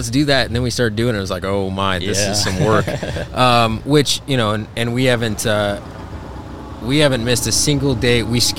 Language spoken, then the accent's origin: English; Montana, United States; I grew up in Montana